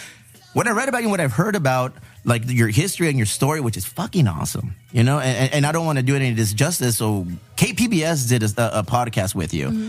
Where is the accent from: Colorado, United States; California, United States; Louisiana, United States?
California, United States; San Diego; your artwork oozes with all the culture that we were raised with here in San Diego and the border towns of Tijuana here, Chula Vista.